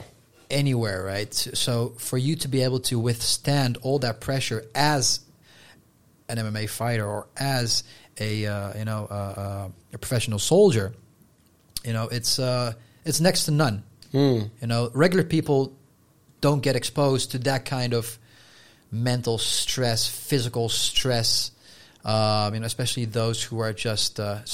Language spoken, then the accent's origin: English; Netherlands; first language Dutch; English is a second language; Because in Dutch, if you know, we say we're from Holland, and you are a Hollander